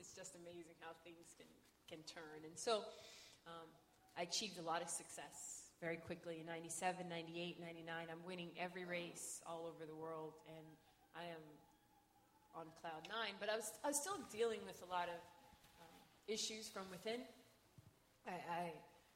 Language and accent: English; Los Angeles, California, United States; moved away; also born or lived in North Carolina; I'm from Los Angeles